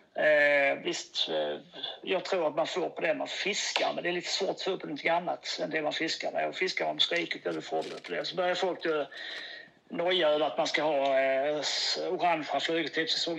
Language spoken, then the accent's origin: Swedish; Åhus, Skåne, Sweden; also born or lived in Kristianstad; now in Malmö, Sweden; jag är ju uppväxt på Öst-, det är Åhus, bott i Kristianstad, där fiskat.